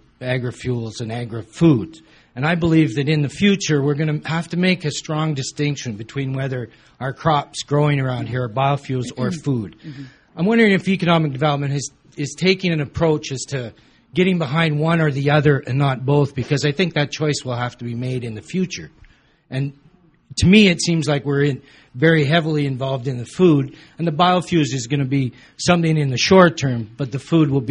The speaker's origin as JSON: {"language": "English", "town": "Lethbridge", "region": "Alberta", "country": "Canada", "tie": "born or raised there", "said": "I was thinking about agriculture, and growing up in Lethbridge"}